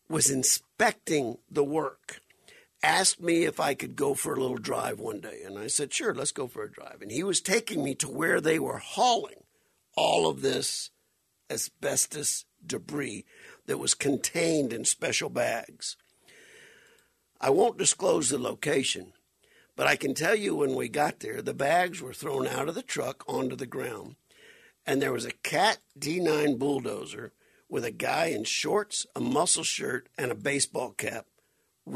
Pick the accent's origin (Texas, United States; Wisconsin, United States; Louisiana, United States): Louisiana, United States; Welsh; now in Arizona, United States; my hometown of Welch, Louisiana